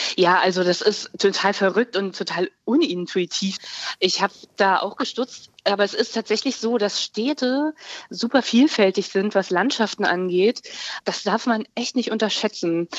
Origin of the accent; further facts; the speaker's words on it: Berlin, Germany; als Berlinerin